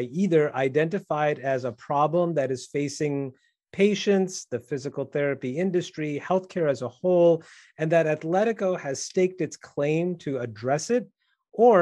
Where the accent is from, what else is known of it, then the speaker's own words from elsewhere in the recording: Midwest, United States; being a Midwesterner myself